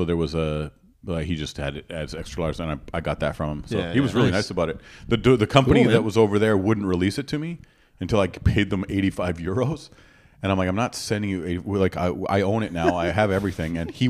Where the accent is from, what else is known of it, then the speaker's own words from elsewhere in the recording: Edmonton, Alberta, Canada; also born or lived in Northern British Columbia; I was born in Northern BC, but then my parents had a hit record and then we toured with the band for like 8 years. And then we settled just outside Edmonton. And then I went to university in Edmonton.